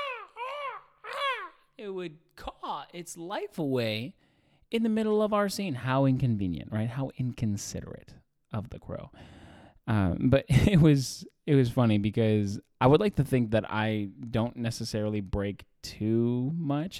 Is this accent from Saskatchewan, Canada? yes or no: no; Edmonton, Alberta, Canada; born or raised there; moved away